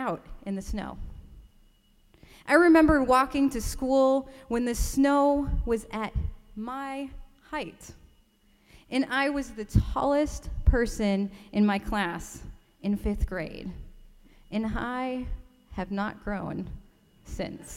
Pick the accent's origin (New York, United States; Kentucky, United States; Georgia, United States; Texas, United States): New York, United States; Rochester; I grew up in Rochester, New York, in upstate New York